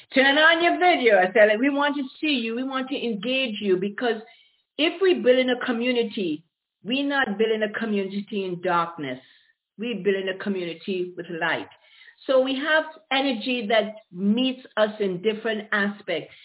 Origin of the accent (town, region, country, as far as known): Grenada; born or raised there; also born or lived in Aruba / Caribbean; now in Ontario, California, United States